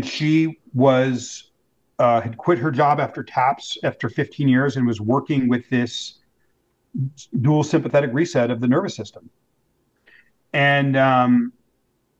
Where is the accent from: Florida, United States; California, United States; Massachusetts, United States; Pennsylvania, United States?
California, United States; Los Angeles; moved away; going to my hometown